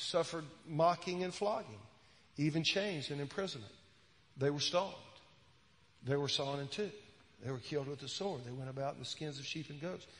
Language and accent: English; Williston, United States; Williston, my hometown